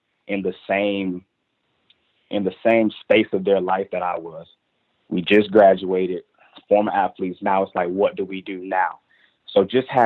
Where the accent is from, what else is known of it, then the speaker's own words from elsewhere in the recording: Durham, North Carolina, United States; I was from Durham, North Carolina